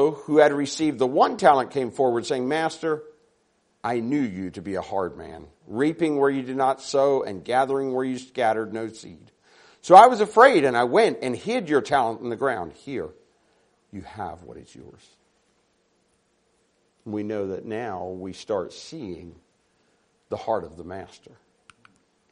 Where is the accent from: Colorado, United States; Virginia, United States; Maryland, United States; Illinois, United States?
Maryland, United States; now in Sacramento, United States; I'm from Sacramento, California. We live right in the middle of the city in Sacramento. Now, I grew up on a dairy farm in Maryland